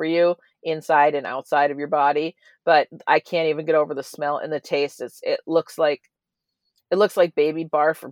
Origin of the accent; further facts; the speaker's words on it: Minnesota, United States; growing up in Minnesota